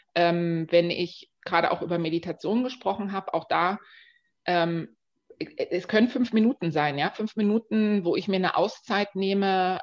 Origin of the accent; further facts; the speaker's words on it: Dresden, Saxony, Germany; now in Berlin, Germany; ich komme ganz ursprünglich aus Dresden, lebe jetzt aber schon ganz lange in Berlin